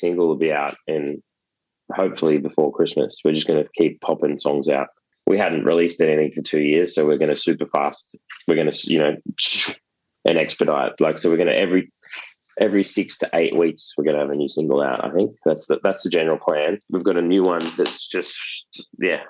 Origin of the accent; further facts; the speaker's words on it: Gold Coast, Queensland, Australia; now in Melbourne, Australia; we're from the Gold Coast originally, so it's a similar vibe.